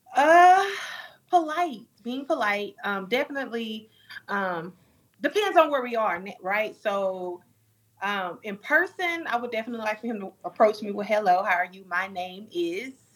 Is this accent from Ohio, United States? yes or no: no; Dallas, Texas, United States; born and raised in Dallas, Texas